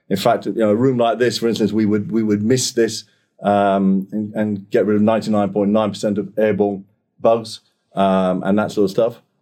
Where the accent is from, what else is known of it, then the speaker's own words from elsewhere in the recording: Singapore; moved away as an adult; now in United Kingdom; I was born in Singapore, spent 18 years uh, out there, education and all that sort of stuff. Came back to the UK um, after I finished my A levels, went to college.